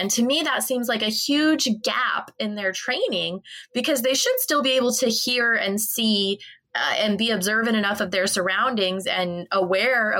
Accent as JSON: {"language": "English", "country": "United States", "said": "I'm from the States"}